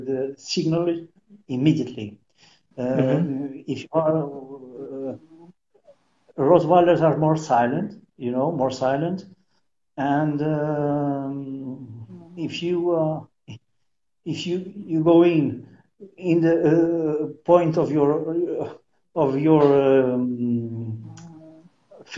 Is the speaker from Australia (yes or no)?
no; São Miguel Island, Azores, Portugal; English is a second language; I am from Miguel, Iceland. I'm born here, okay? I am natural from here